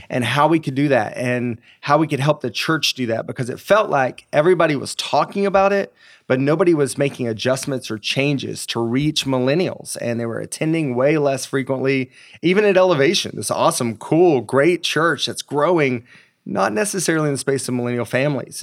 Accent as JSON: {"language": "English", "region": "East Tennessee", "country": "United States", "tie": "born or raised there", "said": "I grew up in a very small town in East Tennessee."}